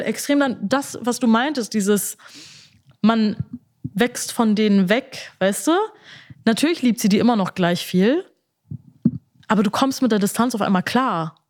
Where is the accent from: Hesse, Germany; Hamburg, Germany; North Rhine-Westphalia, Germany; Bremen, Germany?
Bremen, Germany